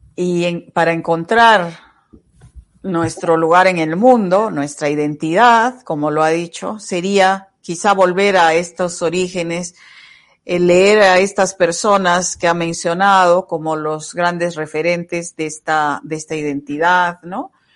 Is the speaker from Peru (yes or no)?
yes; Arequipa, Peru; deberíamos los arequipeños